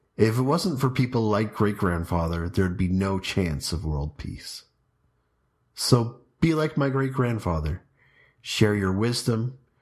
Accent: Trout Creek, Ontario, Canada; also born or lived in Huntsville, Ontario; now in Strathroy, Canada; We moved to Trout Creek, or Laurier Township, from Huntsville, the place of my birth, in nineteen ninety-two

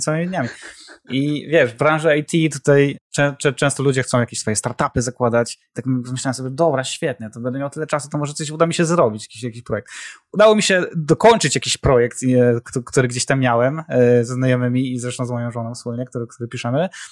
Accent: Zielona Góra, Lubusz Voivodeship, Poland; moved away as an adult; also born or lived in Kraków; zawsze chcieliśmy wrócić do Zielonej Góry, bo my z Zielonej Góry, e, oryginalnie, e, jesteśmy

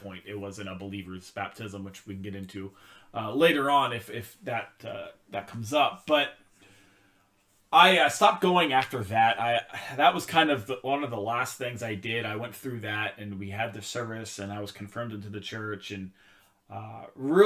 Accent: Pennsylvania, United States; moved away as an adult; now in Vermont, United States; My family, we grew up going to a Methodist church in our hometown and in Pennsylvania. As some of you may know, some of you may not know, I'm originally from Pennsylvania

